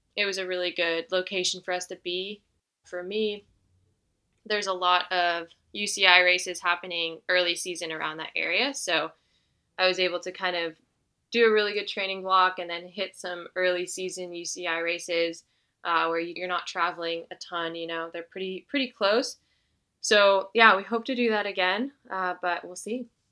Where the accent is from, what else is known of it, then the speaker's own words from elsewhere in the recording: Northern California, United States; now in Durango, United States; I grew up in Northern California